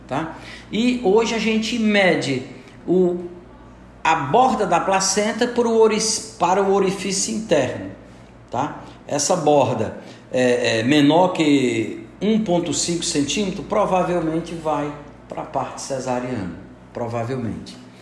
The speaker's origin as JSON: {"language": "Portuguese", "town": "Santana", "country": "Brazil", "said": "eu sou de Santana"}